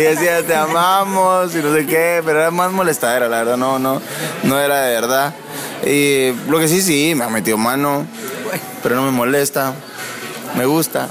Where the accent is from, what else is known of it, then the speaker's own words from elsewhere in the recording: San Pedro Sula, Cortés, Honduras; crecí en, en Honduras, en San Pedro Sula